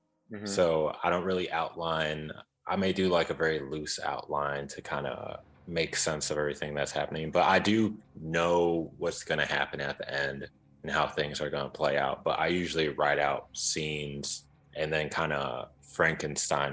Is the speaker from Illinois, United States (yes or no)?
yes; Chicago, Illinois, United States; I grew up in Chicago, so I have a lot of family all over Chicago